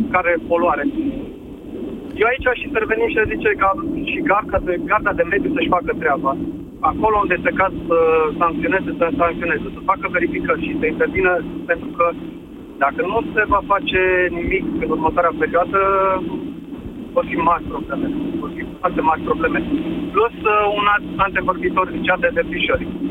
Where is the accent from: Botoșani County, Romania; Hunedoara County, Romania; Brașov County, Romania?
Brașov County, Romania; Brașov; vă sunt din Brașov un oraș care face parte din top 3 cel mai poluate orașe din uh, România